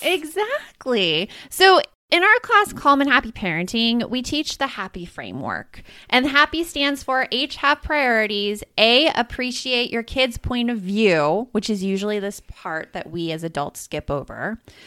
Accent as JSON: {"language": "English", "town": "Tucson", "region": "Arizona", "country": "United States", "tie": "born or raised there", "said": "I grew up in Tucson, just, like, a few hours south of Phoenix"}